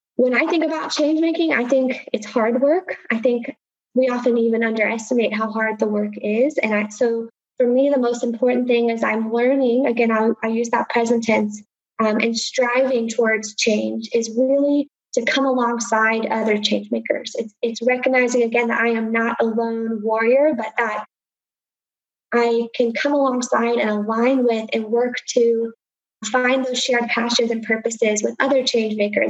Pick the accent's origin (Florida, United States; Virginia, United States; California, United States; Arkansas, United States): Virginia, United States; Appalachia, Southwest; now in Houston, United States; But certainly my heart is in the mountains of Southwest Virginia.